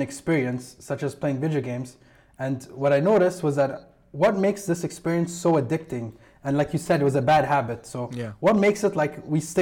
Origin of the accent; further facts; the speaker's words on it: Kuwait; I'm from Kuwait, and I went to school in the same school as you